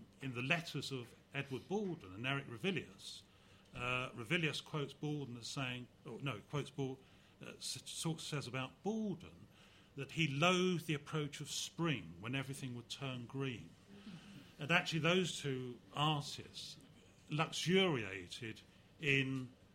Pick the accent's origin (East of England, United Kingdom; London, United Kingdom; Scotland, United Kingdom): East of England, United Kingdom; Canvey Island; also born or lived in Hadleigh, Essex; I grew up on Canvey Island, and our family left a year before the floods in 1953